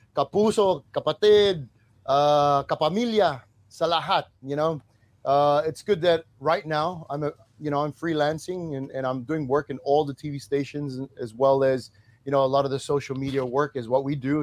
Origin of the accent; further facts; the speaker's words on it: New Zealand; moved away; also born or lived in Australia; my mom is also Tongan and I was born in New Zealand. So they migrated from Tonga to New Zealand